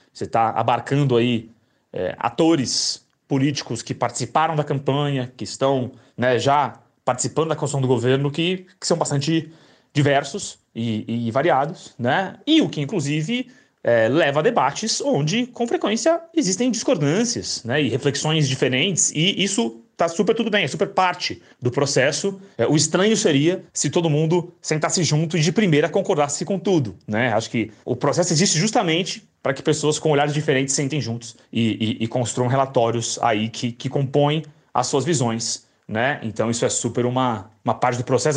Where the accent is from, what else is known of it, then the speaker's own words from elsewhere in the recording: São Paulo, Brazil; eu sou de São Paulo